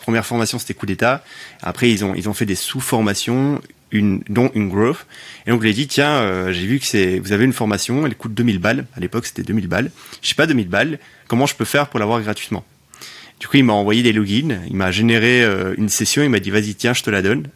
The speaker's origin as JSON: {"language": "French", "region": "Sicily", "country": "Italy", "tie": "born or raised there", "also_born_or_lived": "Belgium", "moved": "yes", "lives_now": "Paris, France", "said": "Belge d'origine, j'ai grandi en Sicile, je vis à Paris"}